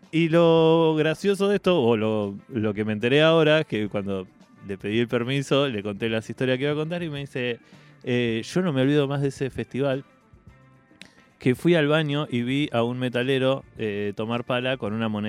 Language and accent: Spanish; América, Buenos Aires Province, Argentina; moved away as an adult; now in Buenos Aires, Argentina